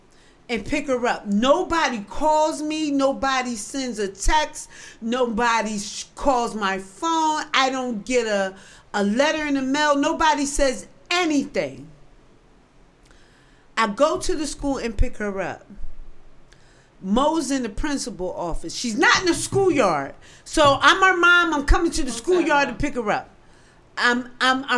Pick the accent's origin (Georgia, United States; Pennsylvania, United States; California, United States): Pennsylvania, United States; Philadelphia; I'm from North Philly.